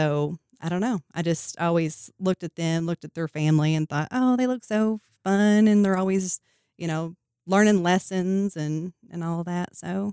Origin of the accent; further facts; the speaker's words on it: Whitesville, Kentucky, United States; Well, I am from Whitesville. Okay. I've lived there my entire life.